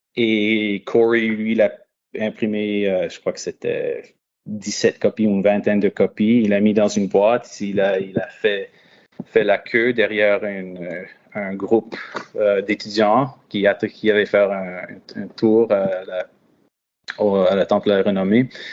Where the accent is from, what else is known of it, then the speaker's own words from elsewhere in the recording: London, Ontario, Canada; moved away as an adult; now in Ottawa, Canada; je suis originaire de London, Ontario, dans le sud-ouest de l'Ontario.